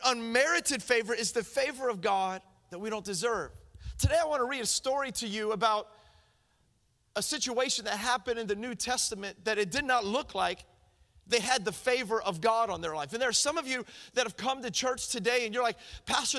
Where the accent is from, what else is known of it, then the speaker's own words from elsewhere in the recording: Miami, Florida, United States; I'm from Miami